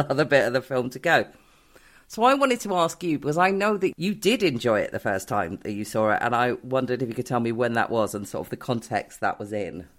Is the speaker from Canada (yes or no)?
no; Newport Pagnell, South East England, United Kingdom; I grew up in Newport Pagnell, which is this little town in Buckinghamshire.